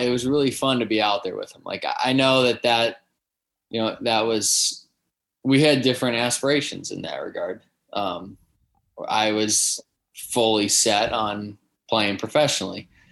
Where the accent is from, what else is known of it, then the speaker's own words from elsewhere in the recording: Southern California, United States; we grew up playing together in Southern California